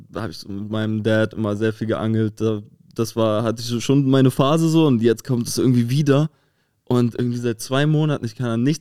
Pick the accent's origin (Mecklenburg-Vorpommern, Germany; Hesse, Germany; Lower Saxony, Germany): Mecklenburg-Vorpommern, Germany; Rostock; now in Berlin, Germany; ich komme ja auch aus der Hansestadt.